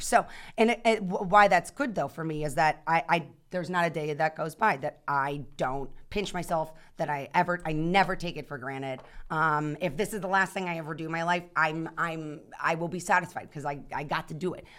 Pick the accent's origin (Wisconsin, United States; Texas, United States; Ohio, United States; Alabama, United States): Ohio, United States; Youngstown; I'm from Youngstown, Ohio